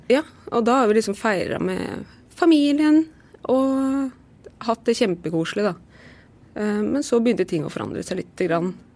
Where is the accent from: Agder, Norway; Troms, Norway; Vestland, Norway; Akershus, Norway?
Akershus, Norway; Lillestrøm; i Lillestrøm, for det er der jeg er fra